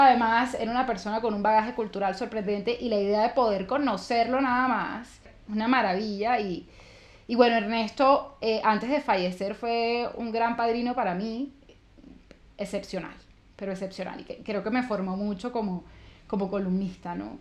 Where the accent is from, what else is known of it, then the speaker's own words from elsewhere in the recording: Valledupar, Cesar, Colombia; accent: costeña; also born or lived in Santa Marta; No vengo de Aguachica Cesar, pero nací en Valledupar Cesar, que está relativamente cerca